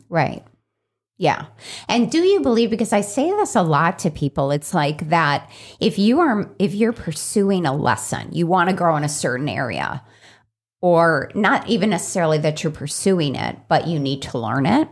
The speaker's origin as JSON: {"language": "English", "town": "Chicago", "region": "Illinois", "country": "United States", "tie": "born or raised there", "said": "growing up in Chicago"}